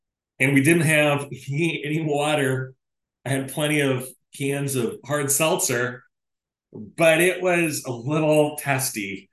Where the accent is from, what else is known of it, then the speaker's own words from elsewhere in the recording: Decorah, Iowa, United States; moved away; right near the city limits of Decorah, my hometown. I no longer live there